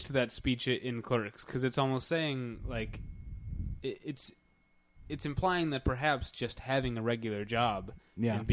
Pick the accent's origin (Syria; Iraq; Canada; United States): United States